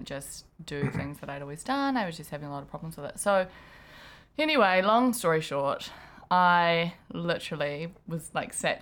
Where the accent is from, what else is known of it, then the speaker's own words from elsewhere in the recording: South Africa; I'm South African, and we eat meat with breakfast, lunch, and dinner, and our snacks are biltong